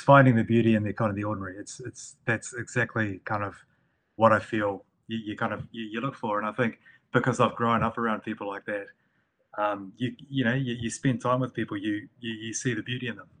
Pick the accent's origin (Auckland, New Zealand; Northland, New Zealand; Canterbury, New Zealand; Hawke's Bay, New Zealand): Northland, New Zealand; the people that I grew up around in Northland, I lived in a rural area